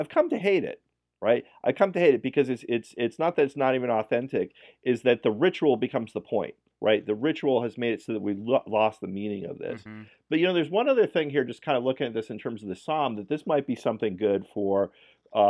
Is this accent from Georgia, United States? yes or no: no; New York, United States; I come from New York Irish